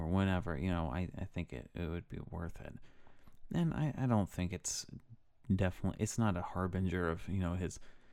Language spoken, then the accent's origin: English; United States; I'm American